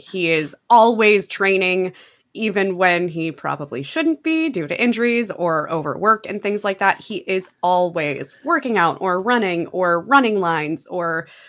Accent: Wisconsin, United States; we're from Wisconsin.

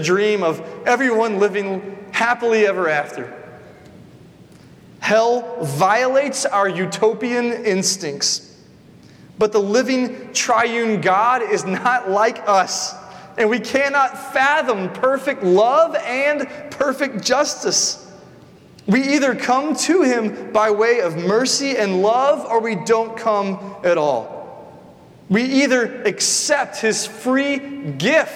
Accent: the South, United States; I grew up in the South

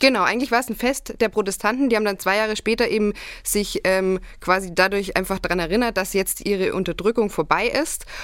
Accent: Augsburg district, Bavaria, Germany; Ich bin im Landkreis Augsburg aufgewachsen

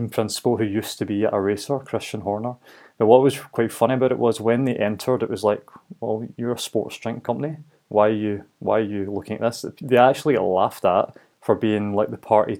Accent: Glasgow, Scotland, United Kingdom; growing up in Glasgow

